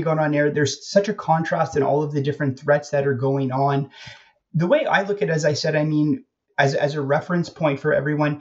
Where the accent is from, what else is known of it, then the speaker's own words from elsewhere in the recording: Canada; moved away as an adult; now in Bratislava, Slovakia; back to being Canadian